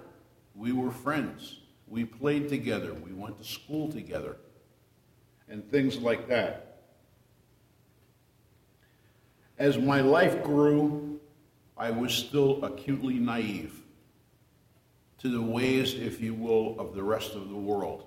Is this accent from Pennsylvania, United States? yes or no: no; New Jersey, United States; moved away as an adult; also born or lived in Miami, Florida; I was born in a small town in New Jersey in 1942 to a very strict Catholic mother and father